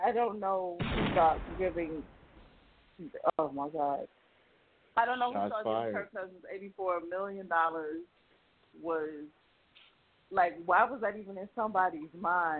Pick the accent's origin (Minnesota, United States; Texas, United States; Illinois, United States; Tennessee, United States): Illinois, United States; Chicago; I live in Chicago. I'm from Chicago